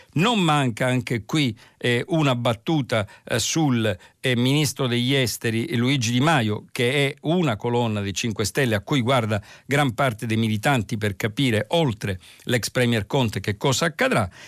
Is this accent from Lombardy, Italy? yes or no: no; Palermo, Sicily, Italy; dalla mia città d'origine, Palermo